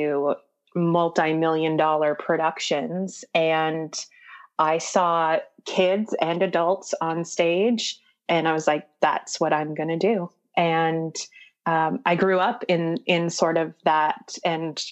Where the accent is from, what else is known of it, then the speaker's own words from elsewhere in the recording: right outside the Twin Cities, Minnesota, United States; moved away; also born or lived in New York City; I grew up in Minnesota, right outside the Twin Cities